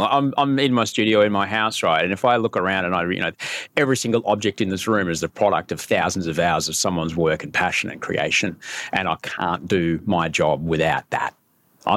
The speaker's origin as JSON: {"language": "English", "region": "Queensland", "country": "Australia", "tie": "born or raised there", "said": "I grew up in Queensland"}